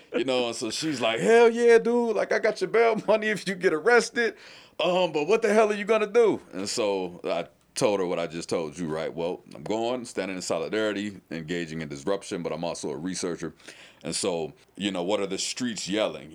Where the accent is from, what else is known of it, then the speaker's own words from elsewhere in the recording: St. Louis, Missouri, United States; now in Louisville, United States; I'm from St. Louis, Missouri